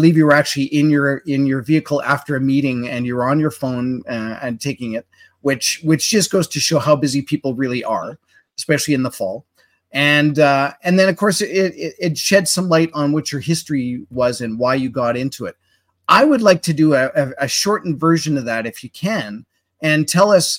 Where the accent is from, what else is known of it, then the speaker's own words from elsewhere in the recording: Manitoba, Canada; now in Alberta, Canada; I grew up in Manitoba